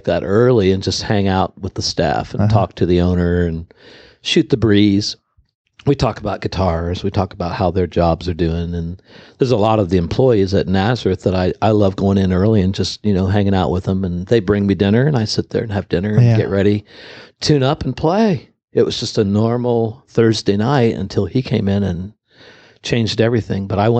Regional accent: Ireland; I'm an Irishman.

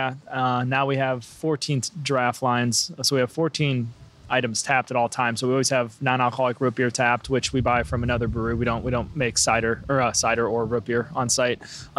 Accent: Eldridge, Iowa, United States; moved away as an adult; also born or lived in San Francisco / Seattle; now in Bellingham, United States; I'm from a small town in Iowa called Eldridge.

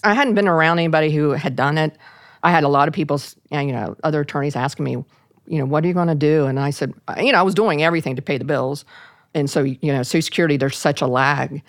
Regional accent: Parkersburg, West Virginia, United States; I ended up having to stay in, in my hometown, of a little town of Parkersburg, West Virginia

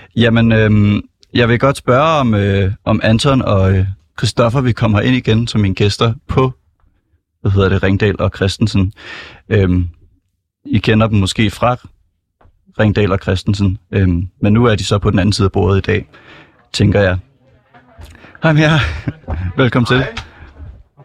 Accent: Copenhagen, Capital Region of Denmark, Denmark; Jeg er fra Sydhavnen, jeg er 24

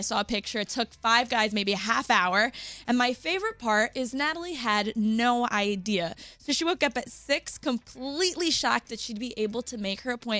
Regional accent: New Jersey, United States; my home state of New Jersey

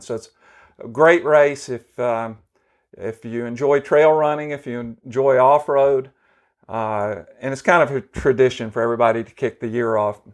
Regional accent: Memphis, Tennessee, United States; We grew up within, uh, about five or six blocks from each other in East Memphis

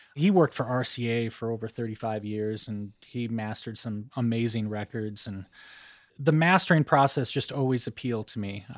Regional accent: Boulder, Colorado, United States; moved away as an adult; also born or lived in Sacramento, California / Los Angeles, California / Bay Area, California; now in Nashville, United States; Outside of Boulder, Colorado, kind of in a rural area in between Boulder and a town called Longmont

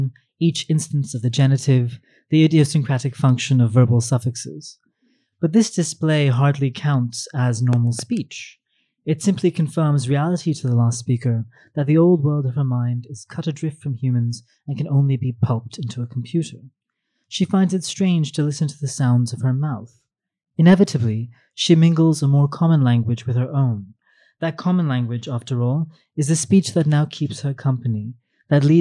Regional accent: New York City, New York, United States; I grew up in Manhattan and rarely came to Queens

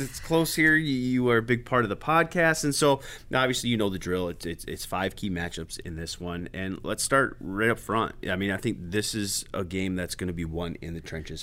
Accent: New York, United States; moved away; growing up in New York

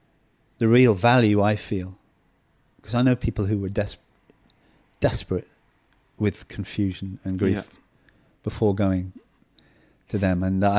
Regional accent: South East England, United Kingdom; You know, the village I was brought up in Kent, we hardly knew our neighbors.

